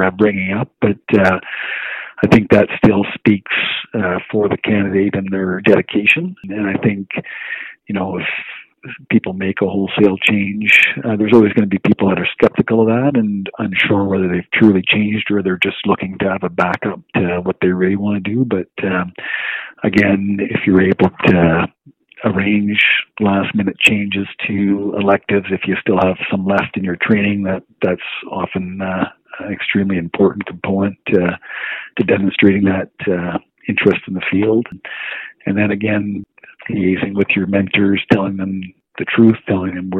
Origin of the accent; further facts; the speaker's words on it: Moncton, New Brunswick, Canada; moved away as an adult; also born or lived in Halifax; I grew up in a small city called Moncton, New Brunswick